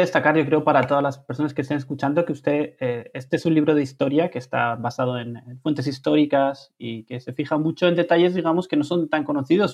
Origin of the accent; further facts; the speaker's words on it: Spain; como español particularmente